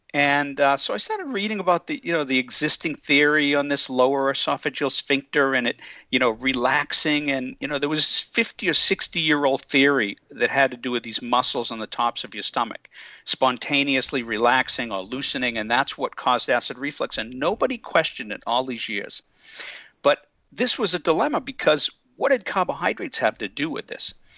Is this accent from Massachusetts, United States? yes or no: yes; just outside of Boston, Massachusetts, United States; also born or lived in California; I grew up just outside of Boston and then spent uh, quite a few years out in California, but I'm back now